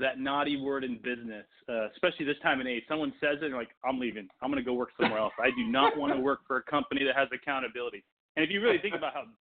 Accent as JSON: {"language": "English", "country": "Angola", "tie": "born or raised there", "second_language": "English", "moved": "yes", "said": "I was born in Angola, Africa. English is my second language. And I'm third generation there."}